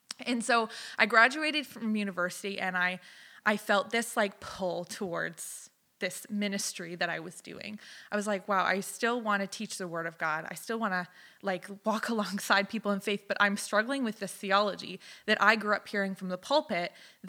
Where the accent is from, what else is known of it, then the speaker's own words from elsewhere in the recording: Alberta, Canada; also born or lived in Southern United States; I moved every 2 years till I was 15. So I was raised in Alberta and the Southern United States for the most part.